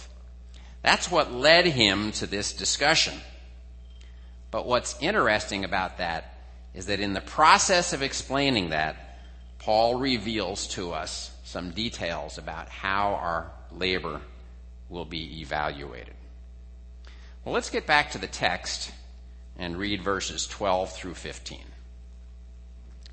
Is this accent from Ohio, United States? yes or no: no; New Jersey, United States; where I grew up in New Jersey